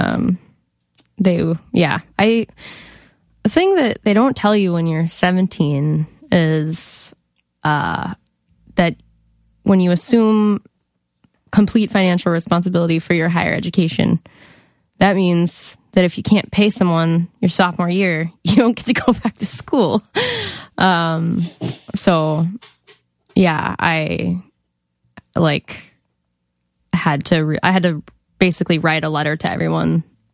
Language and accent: English; Monument, Colorado, United States; I'm from Colorado